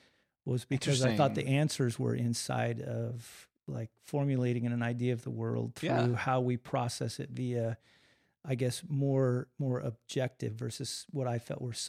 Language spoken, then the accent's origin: English; Colorado, United States; No, actually, I was born in Colorado. I always have to change that. We moved when I was an infant. We were in the eastern plains of Colorado. But born and raised there.